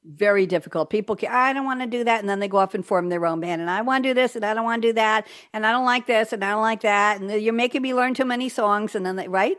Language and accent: English; New York, United States; now in Durham, United States; we're both from New York